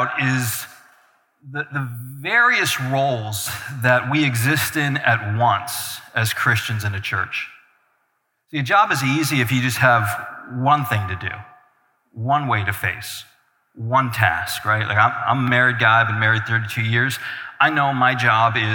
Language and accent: English; Albany, New York, United States; moved away as an adult; now in Mineral, Virginia, United States; I'm originally from Albany, New York. Spent all my years in there pastoring